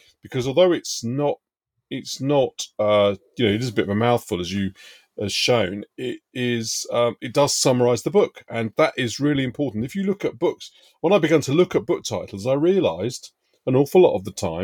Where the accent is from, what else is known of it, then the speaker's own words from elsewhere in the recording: London, United Kingdom; I was brought up in Hendon Central, around the corner from Brent Cross Shopping Centre